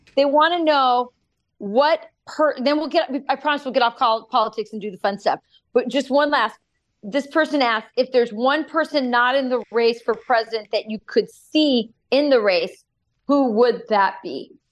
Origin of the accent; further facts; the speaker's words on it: Arizona, United States; moved away; also born or lived in East Coast; Arizona is my home state